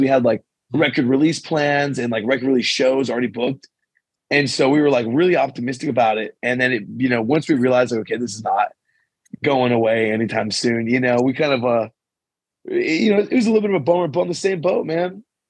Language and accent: English; San Pedro, California, United States; now in Santa Cruz, United States; I'm originally from San Pedro, California, but Santa Cruz has been home for the last 10 years.